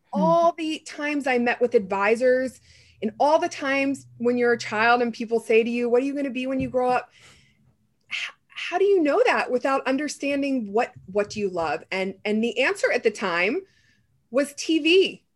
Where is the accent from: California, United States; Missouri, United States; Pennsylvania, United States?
Pennsylvania, United States; a small town outside of Pittsburgh; moved away; also born or lived in New York / Los Angeles; I grew up in a small town outside of Pittsburgh